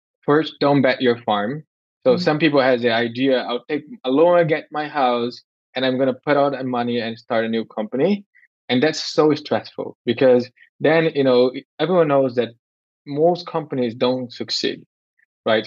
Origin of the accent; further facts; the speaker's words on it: Brazil; moved away; also born or lived in United States / Europe / Canada; I was born in Brazil